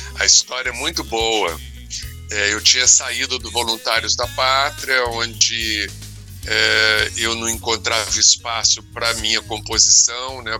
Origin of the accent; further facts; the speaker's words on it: Rio de Janeiro, Brazil; now in São Paulo, Brazil; quando eu era garoto, mas lá no Rio de Janeiro, aqui em São Paulo